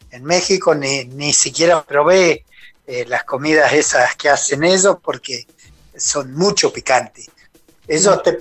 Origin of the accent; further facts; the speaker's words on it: Argentina; Y bueno, como en Argentina no come nadie. ¿eh?